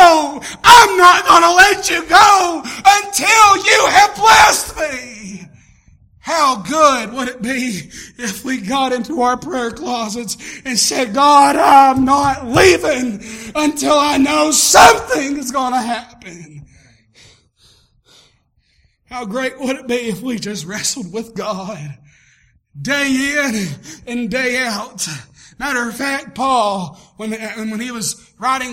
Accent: Tennessee, United States; moved away; I was raised up down in Tennessee

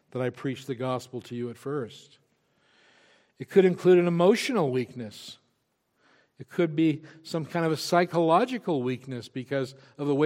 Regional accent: Wyoming, United States; I'm from Wyoming. I know what it means to cowboy my way through a problem.

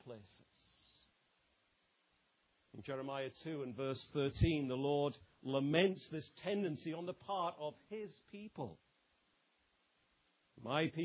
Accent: England, United Kingdom; I might say as an Englishman

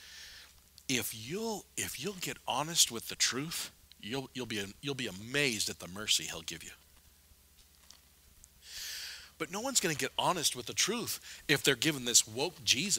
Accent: United States; as an American

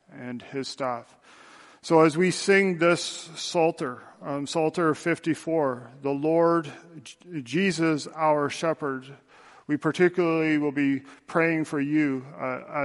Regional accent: Tillsonburg, Ontario, Canada; moved away; my hometown, back in Tillsonburg

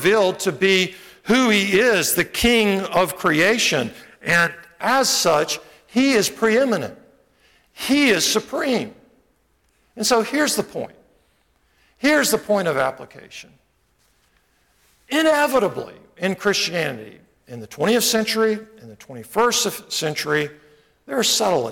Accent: United States; also born or lived in Montgomery; I love being American. You know, I'm so glad I live here.

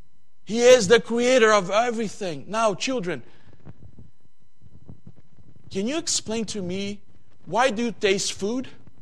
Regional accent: Brazil; English is a second language; When I come here from Brazil, we don't have that kind of seasons that you guys have here.

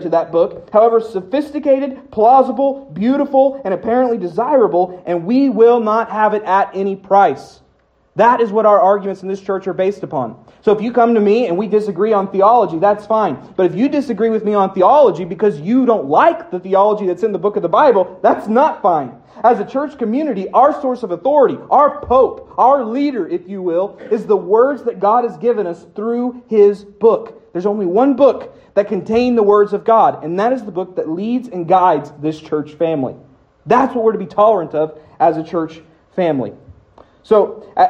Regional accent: United States; I'm born here. I'm an American

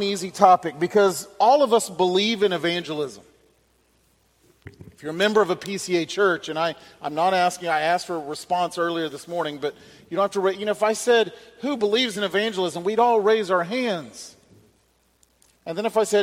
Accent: Alabama, United States; now in Mississippi, United States; I was born and raised in Alabama, and that is true

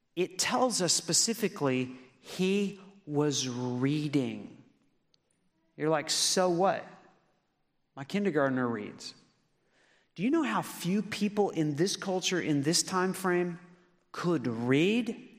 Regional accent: Lawton, Oklahoma, United States; moved away as an adult; also born or lived in Memphis, Tennessee / Newport, Arkansas / Michigan; I grew up in Lawton, Oklahoma, and I met the Lord there

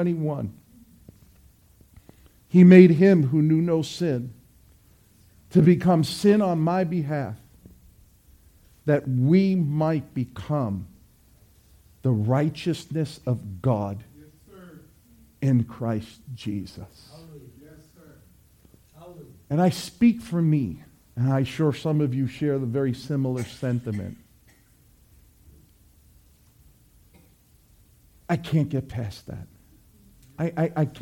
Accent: New York City, New York, United States; When I was a kid, growing up in New York City

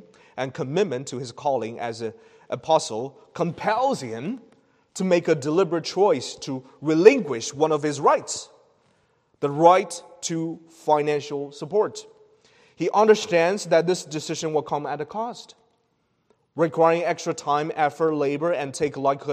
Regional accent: China; moved away; The place I've born from a region in China where it's common to speak loudly

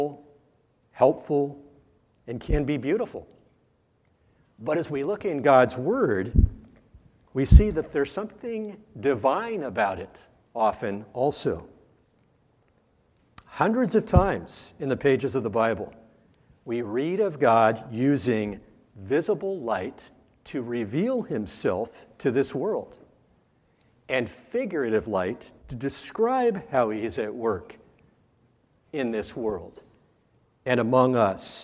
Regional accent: Southern California, United States; moved away; I grew up in Southern California

